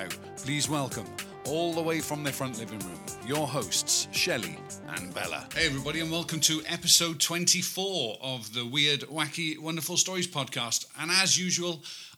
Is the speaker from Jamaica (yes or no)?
no; Wales, United Kingdom; the only Welsh person amongst us three